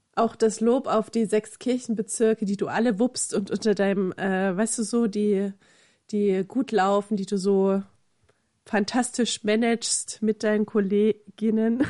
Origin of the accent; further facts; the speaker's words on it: eastern Germany, Germany; ich komme ja nun aus dem Osten